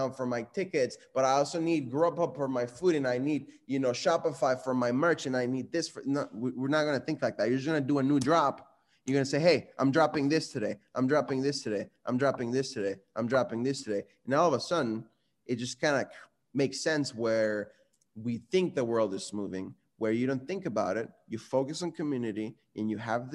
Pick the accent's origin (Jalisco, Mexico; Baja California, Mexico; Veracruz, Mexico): Jalisco, Mexico; Guadalajara; moved away; I was born and raised in Mexico in a city called Guadalajara